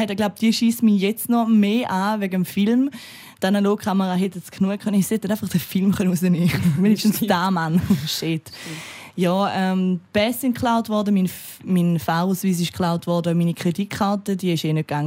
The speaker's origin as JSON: {"language": "German", "country": "Austria", "said": "weil ich bin ja Österreicherin, also ich habe äh, Doppelbürger und also ich bin Doppelbürger und ich habe halt den Österreicher Pass verloren."}